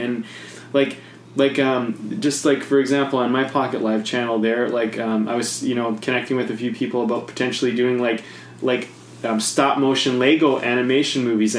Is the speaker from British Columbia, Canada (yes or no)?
yes; Penticton, British Columbia, Canada; Penticton, actually, which is a nice little town.